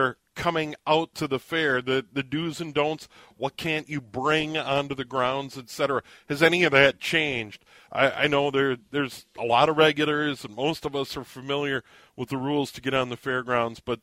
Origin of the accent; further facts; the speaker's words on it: St. Paul, Minnesota, United States; I was born in St. Paul, and for the first 9 years of my life lived just on the other side of Como Park on Maryland Avenue